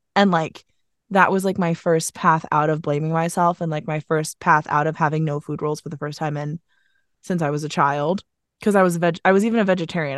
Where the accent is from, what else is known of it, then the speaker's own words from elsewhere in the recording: Vermont, United States; also born or lived in Philadelphia; now in New York, United States; I'm from Vermont